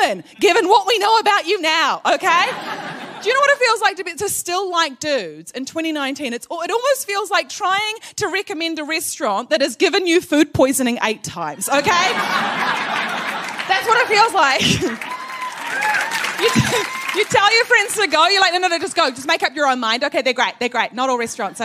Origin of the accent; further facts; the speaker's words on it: New Zealand; I am from New Zealand